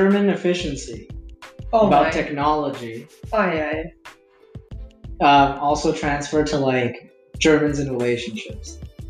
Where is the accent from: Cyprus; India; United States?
India; born or raised there; now in Canada